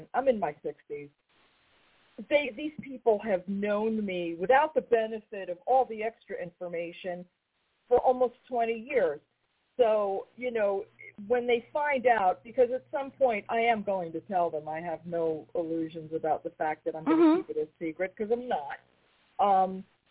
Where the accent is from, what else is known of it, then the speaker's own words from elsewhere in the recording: New York, United States; I'm from New York